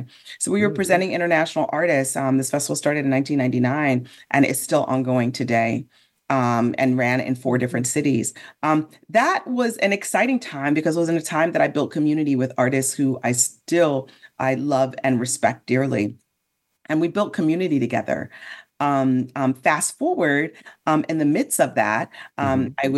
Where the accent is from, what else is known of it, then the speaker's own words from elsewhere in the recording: Chicago, Illinois, United States; I grew up in Chicago, right outside of Chicago